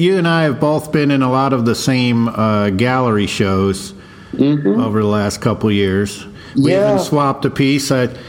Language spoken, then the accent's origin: English; South Texas, United States; I grew up in South Texas